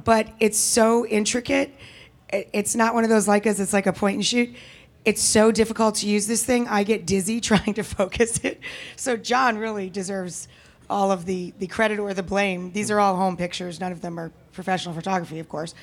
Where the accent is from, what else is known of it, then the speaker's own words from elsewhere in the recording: the Adirondacks, upstate New York, United States; if I'm in upstate New York where I come from, that's, that's, I'm from the Adirondacks